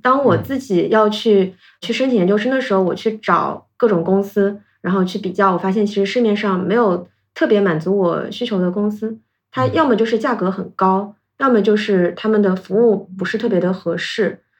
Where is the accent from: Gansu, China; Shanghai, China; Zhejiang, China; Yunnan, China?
Zhejiang, China; Ningbo; moved away as an adult; also born or lived in Hong Kong; 我的家乡是宁波嘛